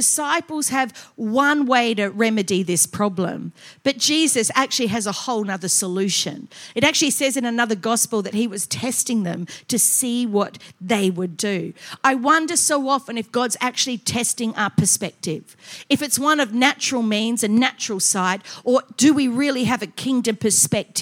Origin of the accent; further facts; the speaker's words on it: Adelaide, South Australia, Australia; moved away as an adult; also born or lived in Queensland; I was from Adelaide. We were a bit prim and proper there.